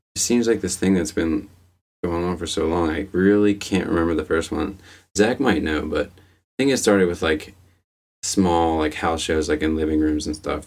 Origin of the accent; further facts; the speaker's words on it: Arbutus, Maryland, United States; moved away; I grew up in Arbutus, which is a town in Baltimore County in Maryland